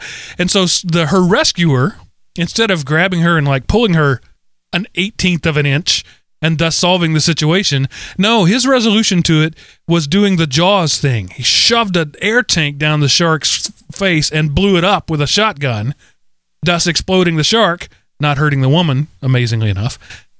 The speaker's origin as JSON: {"language": "English", "region": "Texas", "country": "United States", "said": "I'm from Texas. We still have metal slides with chainsaws at the bottom of them. We don't worry about that in Texas."}